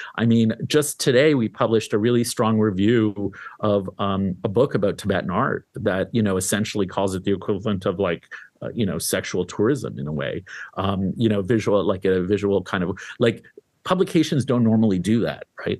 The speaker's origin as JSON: {"language": "English", "country": "Canada", "tie": "born or raised there", "also_born_or_lived": "Syria / Lebanon", "moved": "yes", "lives_now": "New York, United States", "said": "I was born in Syria, raised in Canada."}